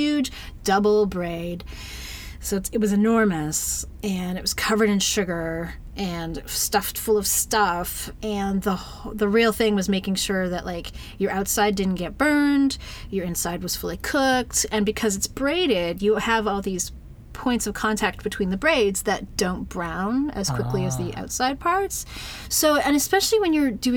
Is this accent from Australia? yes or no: no; Saint John, New Brunswick, Canada; now in Toronto, Canada; I'm from St. John, New Brunswick.